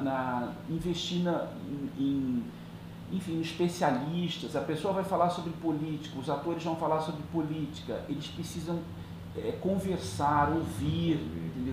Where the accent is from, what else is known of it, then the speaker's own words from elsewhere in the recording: Cuiabá, Mato Grosso, Brazil; moved away as an adult; also born or lived in Rio de Janeiro / Barcelona / England; depois voltei, já estou um tempo aqui em Cuiabá, onde eu nasci